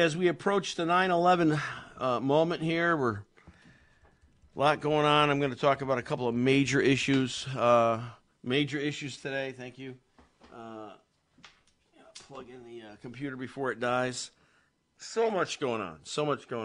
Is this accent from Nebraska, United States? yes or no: no; Meriden, Connecticut, United States; I was born and raised in the Silver City. Lived there. Moved back. For a time also, most of my life, the majority of my life, I guess, I lived in Meriden.